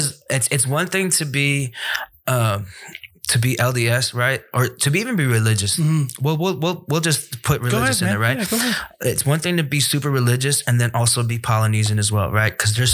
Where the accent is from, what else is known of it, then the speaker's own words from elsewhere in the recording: Samoa; And growing up in Samoa is predominantly Samoan for a lot of kids, you know?